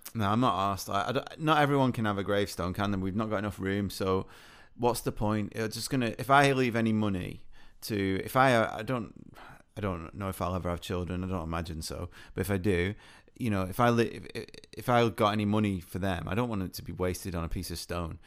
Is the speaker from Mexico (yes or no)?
no; United Kingdom; being British